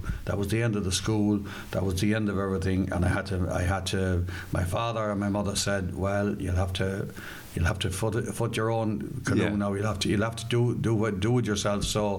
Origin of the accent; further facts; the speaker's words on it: Athlone, Westmeath, Ireland; also born or lived in Portarlington; I was born in 47, but we came back to the home farm in 1950. So I spent all my life since 1950 here in the home place, which is just out the road, about 3.5 miles on the Ballinasloe Road, the western side of Athlone, a place called Keighley. That's where I come from.